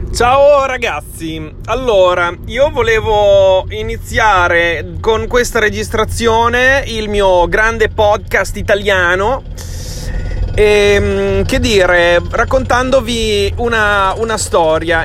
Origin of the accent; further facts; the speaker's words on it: Modena, Emilia-Romagna, Italy; accent: Modenese dialect; io sono originario di Modena